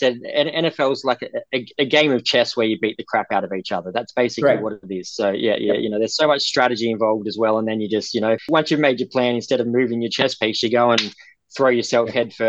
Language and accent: English; Wagga Wagga, New South Wales, Australia; moved away; I'm born and bred in Wagga in New South Wales, so I'm a country New South Welshman, born and bred. So it took me a long time to get into AFL, but I've been down here for 20 years now